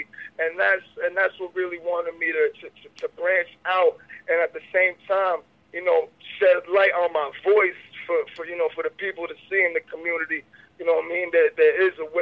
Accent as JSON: {"language": "English", "town": "Jersey City", "region": "New Jersey", "country": "United States", "tie": "born or raised there", "said": "I was born in Jersey City, New Jersey in 1994 in Christ Hospital in the Heights. That's in the Heights, Jersey City"}